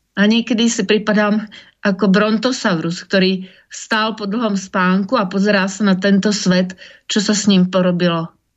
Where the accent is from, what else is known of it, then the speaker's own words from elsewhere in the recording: Slovakia; now in Prague, Czech Republic; v mojom rodnom meste